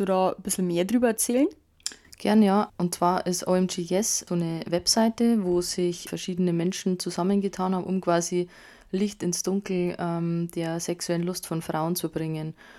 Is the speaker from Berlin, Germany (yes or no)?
no; Bavaria, Germany; bei uns in Bayern